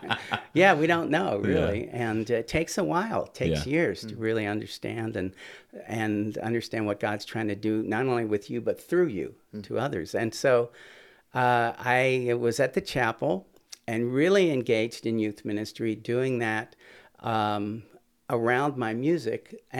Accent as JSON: {"language": "English", "town": "Philadelphia", "region": "Pennsylvania", "country": "United States", "tie": "born or raised there", "said": "No, I grew up there in Southwest Philly, went to John Bartram High School, and went to Temple University undergrad as music ed and the trombone."}